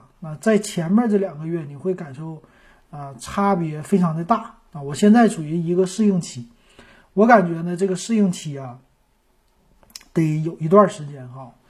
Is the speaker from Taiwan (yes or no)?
no; Shenyang, Liaoning, China; moved away as an adult; also born or lived in Shanghai; 我们是举家从上海搬回了沈阳。